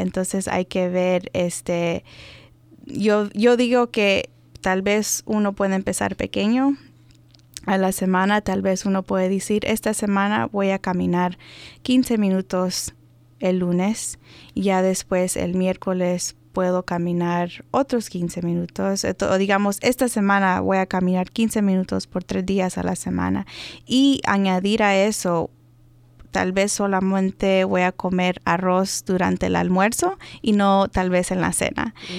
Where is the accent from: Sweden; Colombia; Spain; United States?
United States; Maryland; first language Spanish; nací aquí, en los Estados Unidos, en Maryland.